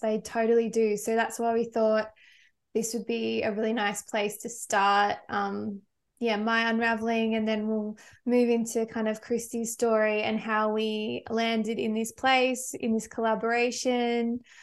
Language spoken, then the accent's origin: English; Victoria, Australia; moved away; I'm from Victoria